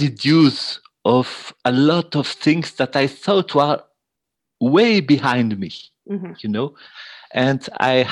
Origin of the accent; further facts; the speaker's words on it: Switzerland; I'm from Switzerland